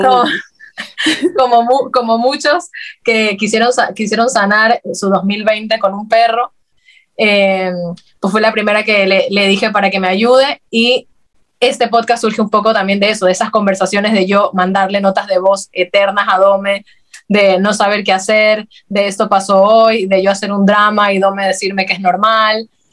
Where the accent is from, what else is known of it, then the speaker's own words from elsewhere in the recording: Guayaquil, Guayas, Ecuador; moved away as an adult; now in Madrid, Spain; somos de Guayaquil, Ecuador